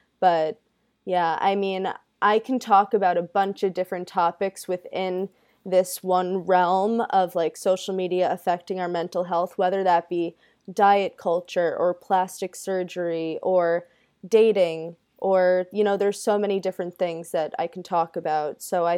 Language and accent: English; Long Island, New York, United States; Yes, I'm from Long Island.